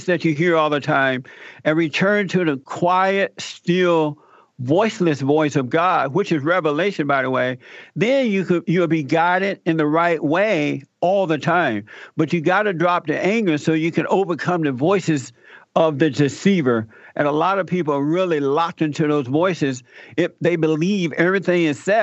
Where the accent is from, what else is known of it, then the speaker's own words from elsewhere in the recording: Alabama, United States; I was born in Alabama. I was raised and grew up under the Jim Crow laws. I had to work the plantation.